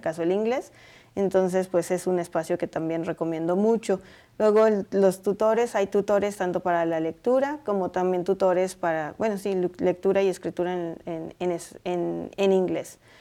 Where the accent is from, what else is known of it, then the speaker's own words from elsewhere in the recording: Puebla, Mexico; now in Boulder, United States; en mi pueblo decimos ajonjolí de todos los moles. Y soy de Puebla